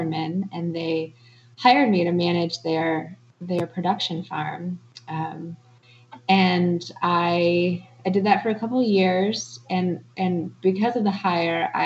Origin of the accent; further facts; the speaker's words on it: Ann Arbor, Michigan, United States; moved away; also born or lived in New Hampshire; I grew up in Ann Arbor